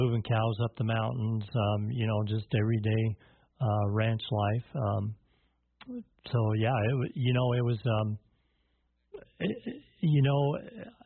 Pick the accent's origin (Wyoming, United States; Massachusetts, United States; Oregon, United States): Wyoming, United States; Sheridan; also born or lived in Billings, Montana; I was originally born in Billings, but I was raised in Sheridan, working on ranches around Sheridan as I grew up